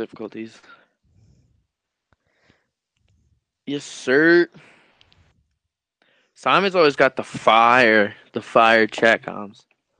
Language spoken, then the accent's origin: English; New York, United States; I'm from New York.